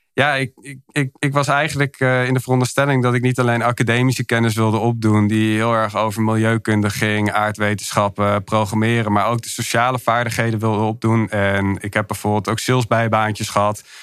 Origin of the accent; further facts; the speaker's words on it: Hilversum, North Holland, Netherlands; also born or lived in Milan; Ik kom oorspronkelijk uit Hilversum, geboren en getogen daar